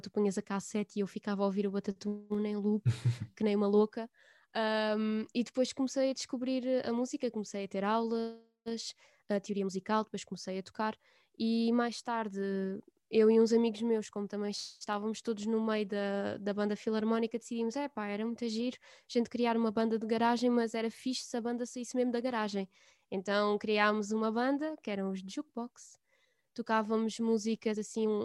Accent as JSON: {"language": "Portuguese", "region": "Alentejo", "country": "Portugal", "tie": "born or raised there", "said": "no local onde eu estou, onde eu vivo agora e onde nasci e onde cresci"}